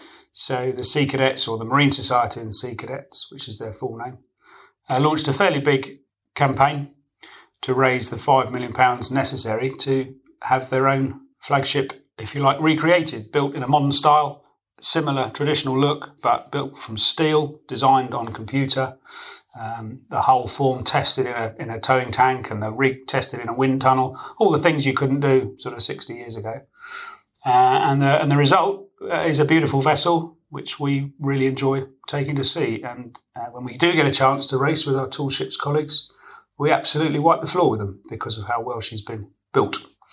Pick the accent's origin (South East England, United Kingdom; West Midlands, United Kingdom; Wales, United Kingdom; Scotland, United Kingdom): South East England, United Kingdom; Gosport; my hometown of Gosport